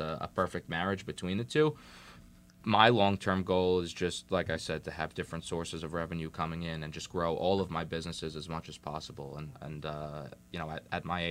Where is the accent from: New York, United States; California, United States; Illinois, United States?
New York, United States; New York City; So I'm new to Jersey. Mm-hmm. As I mentioned earlier, I'm from Staten Island.